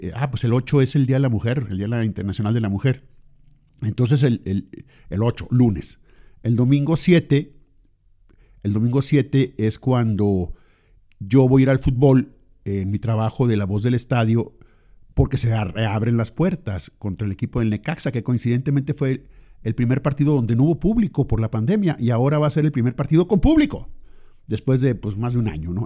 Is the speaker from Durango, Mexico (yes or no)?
yes; Lerdo, Durango, Mexico; now in Torreón, Mexico; yo nací en Lerdo